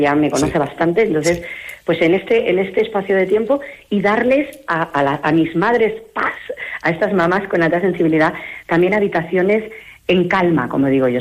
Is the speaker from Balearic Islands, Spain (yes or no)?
yes; Mallorca, Balearic Islands, Spain; moved away as an adult; now in Palencia, Spain; los que somos de Mallorca sabemos lo que es vivir allí